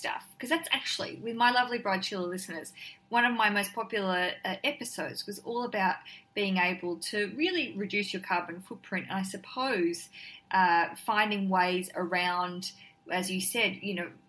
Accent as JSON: {"language": "English", "country": "Australia", "said": "but going there and being really Australian and not getting outside and doing anything"}